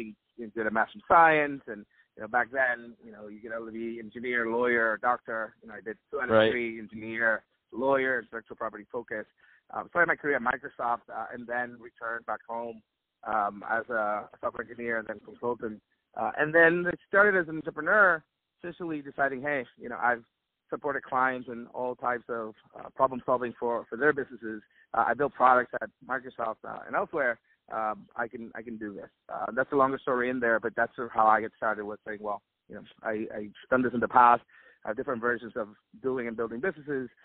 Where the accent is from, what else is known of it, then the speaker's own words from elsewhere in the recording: Guayama, Puerto Rico; I grew up in Guayama, Puerto Rico